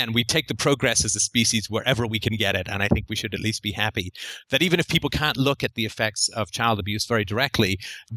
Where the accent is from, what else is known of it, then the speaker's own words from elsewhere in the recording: England, United Kingdom; I grew up in England